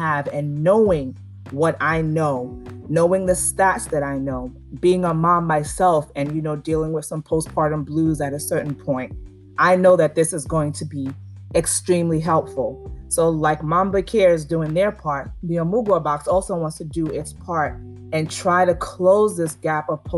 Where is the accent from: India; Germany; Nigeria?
Nigeria; I'm Nigerian